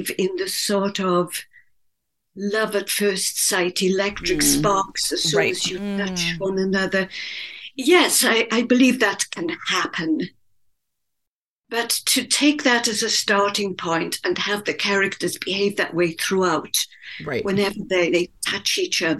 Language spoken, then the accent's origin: English; Wales, United Kingdom; It's set in Wales, my native country, in a coal mining country in South Wales, which is my own background. I grew up in Wales.